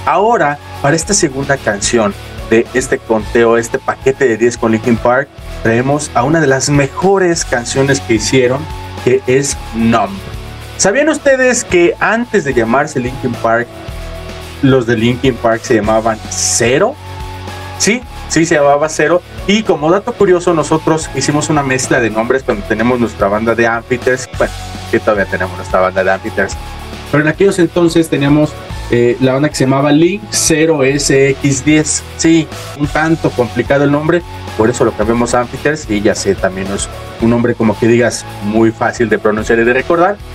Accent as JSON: {"language": "Spanish", "country": "Mexico", "tie": "born or raised there", "said": "nacimos en México"}